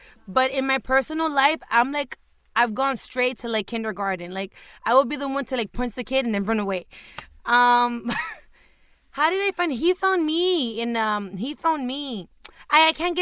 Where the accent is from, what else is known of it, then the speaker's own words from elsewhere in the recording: Miami, Florida, United States; also born or lived in Hialeah / Homestead; I was born in Hialeah, somewhat raised in Brownsville, for those that know Miami.